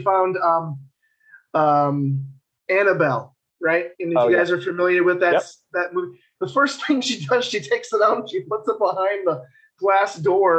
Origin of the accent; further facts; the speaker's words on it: Wisconsin, United States; moved away as an adult; now in Tennessee, United States; I just recently moved. I'm in Tennessee. I'm in Tennessee now. I'm from Wisconsin